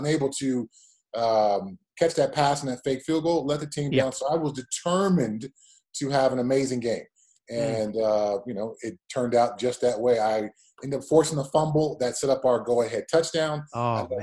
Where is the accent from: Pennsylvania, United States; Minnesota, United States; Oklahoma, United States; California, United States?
California, United States; Pasadena; moved away as an adult; now in Highlands Ranch, United States; I grew up in Southern California on the foothills of the mountains in the Pasadena area.